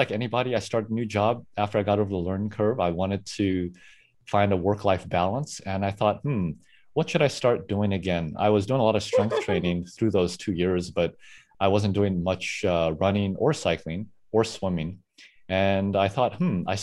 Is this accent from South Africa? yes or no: yes; South Africa; now in San Francisco Bay Area, United States; I am originally from South Africa.